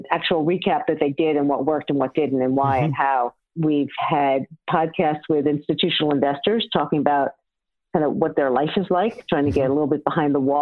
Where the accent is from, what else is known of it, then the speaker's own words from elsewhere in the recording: New York City, New York, United States; I grew up in New York City